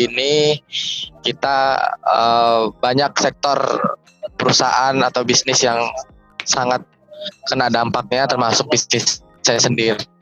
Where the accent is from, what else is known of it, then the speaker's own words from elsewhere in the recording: Lampung, Indonesia; jadi saya ini asal dari Provinsi Lampung ya. Dan sedangkan Presiden University dari Bekasi Jawa Barat. Artinya saya merantau di Bekasi